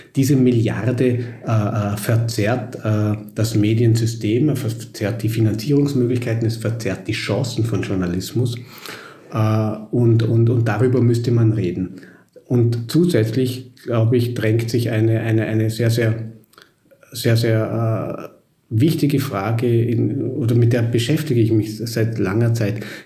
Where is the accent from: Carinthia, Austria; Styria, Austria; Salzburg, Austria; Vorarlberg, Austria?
Vorarlberg, Austria; moved away as an adult; now in Vienna, Austria; Ich bin Vorarlberger